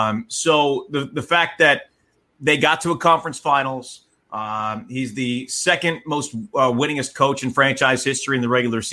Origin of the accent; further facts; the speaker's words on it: New York area, United States; now in Portland, United States; growing up in the New York area